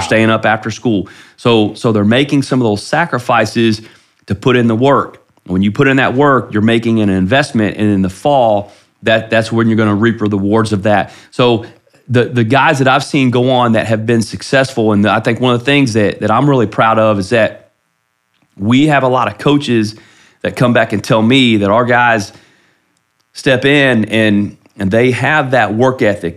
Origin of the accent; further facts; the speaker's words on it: Ohio, United States; moved away as an adult; now in Flower Mound, United States; I grew up in Ohio